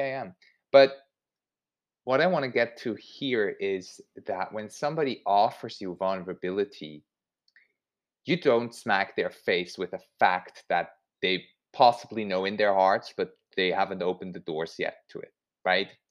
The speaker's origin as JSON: {"language": "English", "country": "Switzerland", "tie": "born or raised there", "said": "I grew up in Switzerland and eggs and sausages, that was just a thing my whole childhood"}